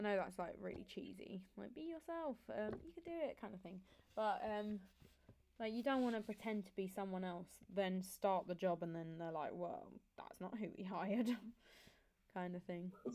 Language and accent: English; Kent, South East England, United Kingdom; I'm from Kent